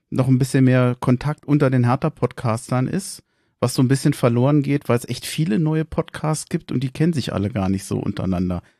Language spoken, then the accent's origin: German; Berlin, Germany; Ich glaube, man kann es als Berliner sehr gut in Köln aushalten